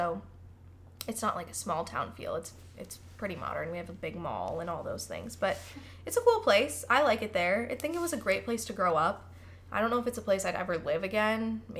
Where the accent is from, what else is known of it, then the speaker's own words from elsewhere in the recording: Palatine, Illinois, United States; moved away as an adult; I'm from Palatine, Illinois, originally, born and raised there until I was 18. It's the northwest suburbs of Chicago.